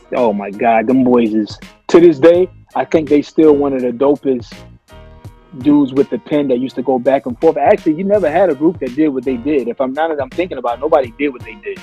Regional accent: the South, United States; I was born in the South, like born in the South

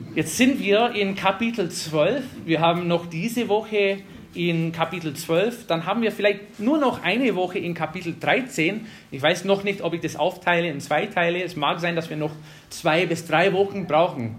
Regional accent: Wisconsin, United States; German is a second language; moved away as an adult; also born or lived in North Carolina; now in Germany; ich bin in Wisconsin aufgewachsen

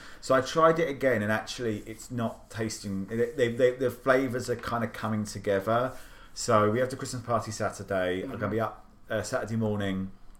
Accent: United Kingdom; now in Washington, D.C., United States; I'm British, and as you probably don't know, is a lot of our stuff is really hard to come by over here.

